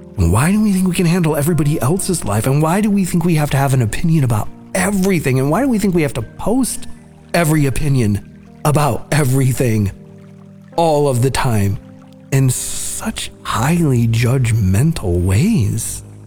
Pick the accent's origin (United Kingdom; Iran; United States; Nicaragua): Nicaragua; I'm from Nicaragua